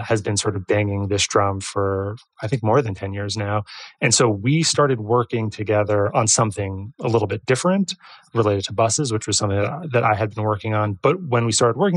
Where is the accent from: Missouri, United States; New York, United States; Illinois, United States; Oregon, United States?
New York, United States; we're from New York